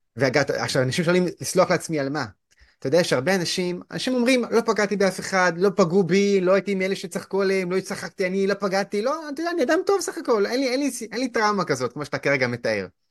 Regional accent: Haifa, Haifa District, Israel; אני גדלתי בחינוך לא דתי, בית ספר ריאלי בית ספר ריאלי בחיפה

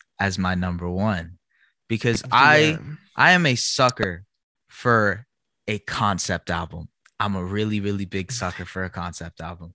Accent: Canada; also born or lived in Toronto; we're from Canada too.

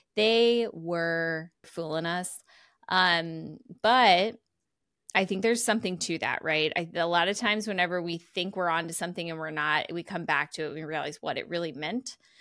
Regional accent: Missouri, United States; sometimes I'm from Missouri and sometimes I'm from Missouri

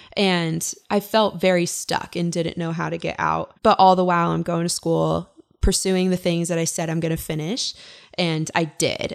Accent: Kalispell, Montana, United States; also born or lived in Ogden, Utah; I grew up in Kalispell, Montana

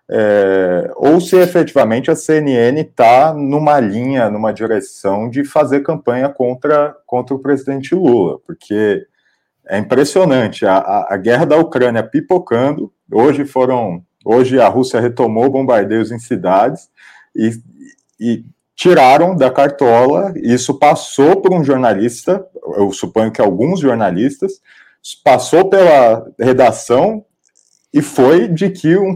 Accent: São Paulo, Brazil; Bom, como, como paulista e como paulistano, eu quero dizer que a minha opinião é que sim.

